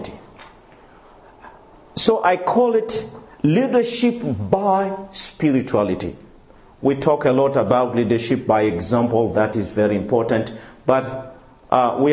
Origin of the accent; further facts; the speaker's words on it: Madagascar; moved away; also born or lived in Congo; I come from Madagascar, my wife from Mauritius